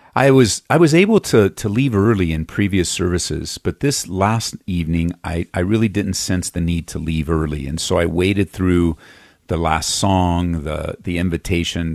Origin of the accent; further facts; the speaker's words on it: Los Angeles, California, United States; moved away as an adult; now in Aurora, United States; we moved here uh, from Southern California, uh, where I was born and raised just outside of East Los Angeles